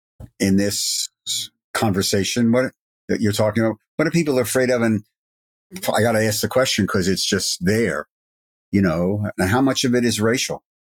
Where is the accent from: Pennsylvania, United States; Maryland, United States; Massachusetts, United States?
Pennsylvania, United States; Philadelphia; I'm from Philly and born and raised here